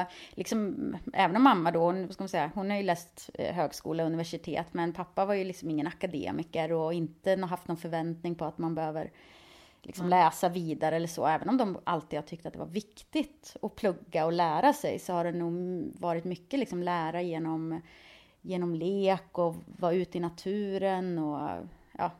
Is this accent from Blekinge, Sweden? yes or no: no; Skövde, Västra Götaland, Sweden; moved away as an adult; now in Stockholm, Sweden; Jag var ganska less på Skövde och ville se någonting annat.